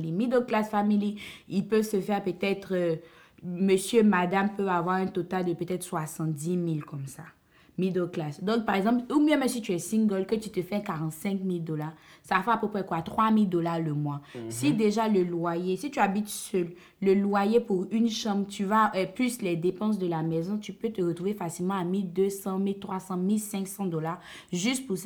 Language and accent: French; Côte d’Ivoire; en tant qu'Ivoirien, en vivant en Côte d'Ivoire